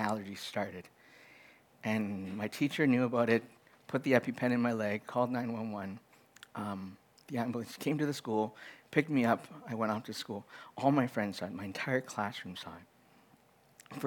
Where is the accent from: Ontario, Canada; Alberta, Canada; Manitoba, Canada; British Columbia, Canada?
Alberta, Canada; Edmonton; I grew up in Edmonton